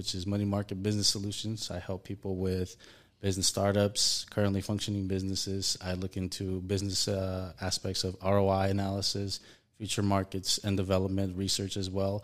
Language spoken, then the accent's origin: English; El Salvador; now in United States; I am a foreign-born national. I am from El Salvador. I'm mixed with German. I basically have been in the U.S. for about 25 years now